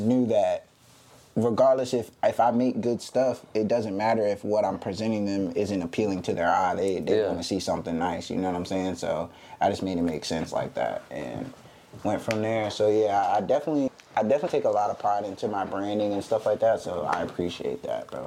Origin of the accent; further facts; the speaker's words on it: Virginia Beach, Virginia, United States; I'm from Virginia Beach, Virginia, 757.